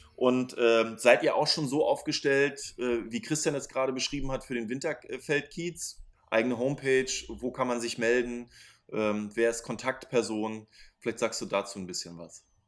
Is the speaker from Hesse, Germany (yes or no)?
no; Schwerin, Mecklenburg-Vorpommern, Germany; now in Berlin, Germany; Ich komme aus Schwerin.